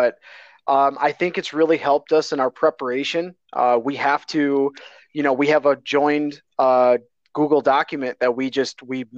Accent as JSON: {"language": "English", "region": "Michigan", "country": "United States", "tie": "born or raised there", "said": "I grew up in Michigan, so I'm a big Detroit fan all the way around"}